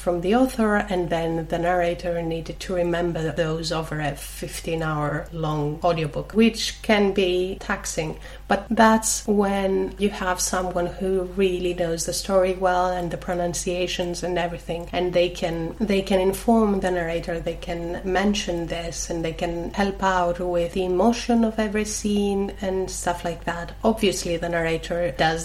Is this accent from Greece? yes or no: yes; Greece; accent: Greek; my accent, which is obviously Greek